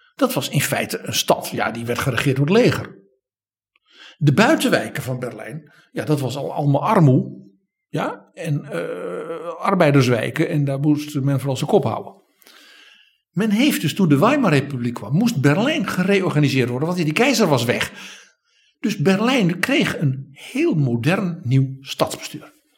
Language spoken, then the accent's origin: Dutch; Netherlands